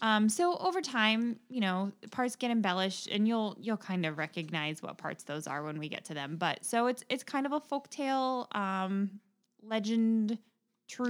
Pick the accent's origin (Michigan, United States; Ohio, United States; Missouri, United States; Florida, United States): Ohio, United States; Dayton; Dayton, which is my hometown for many generations, four, in fact.